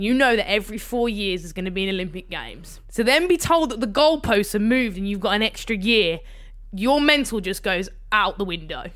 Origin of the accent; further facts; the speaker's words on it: Birmingham, West Midlands, United Kingdom; I grew up in Birmingham, on the outskirts of Birmingham